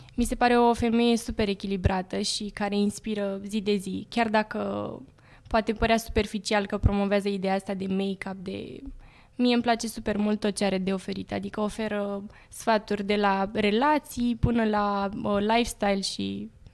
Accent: Urlați, Prahova, Romania; toți urlățenii mei

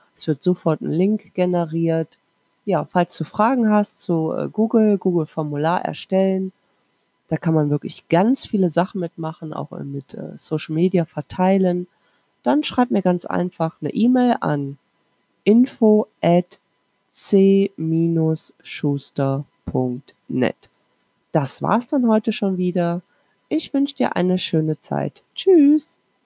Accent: Krefeld, North Rhine-Westphalia, Germany; ich komme ja aus Krefeld, Nordrhein-Westfalen

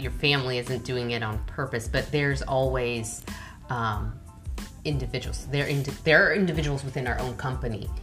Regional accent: United States; I'm American

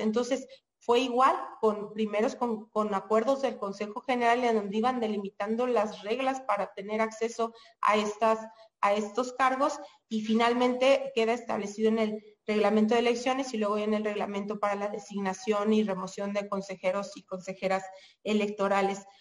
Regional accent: Mexico

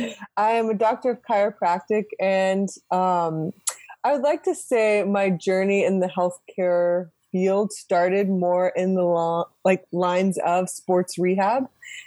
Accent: Texas, United States; moved away as an adult; now in California, United States; I am originally from Texas. I was born and raised in Texas, and I moved out to California in 2006 to attend chiropractic school. And I've been here ever since.

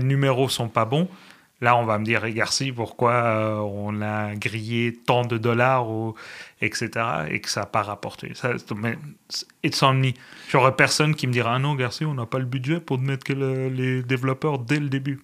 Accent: Spain; now in Canada; Je suis espagnol

